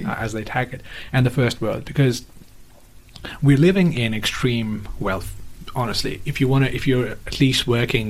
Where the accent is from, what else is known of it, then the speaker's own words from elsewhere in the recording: Nepal; moved away; I'm from Nepal